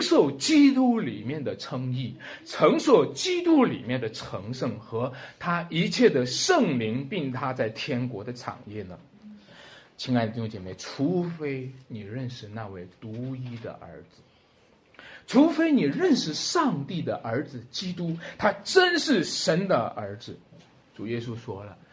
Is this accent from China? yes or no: yes; China; 我们中国人特别喜欢这个字“喜”